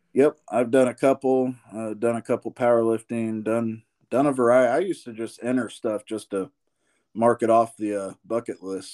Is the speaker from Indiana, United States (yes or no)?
yes; Columbus, Indiana, United States; I grew up here in Columbus, Indiana